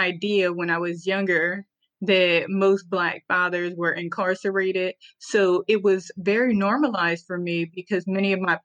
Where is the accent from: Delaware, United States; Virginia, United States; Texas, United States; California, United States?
Delaware, United States; Lower; also born or lived in Georgia; I was born and raised in Lower Delaware